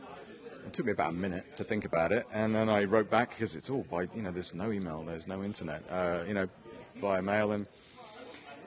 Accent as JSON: {"language": "English", "region": "England", "country": "United Kingdom", "said": "I came all the way from England"}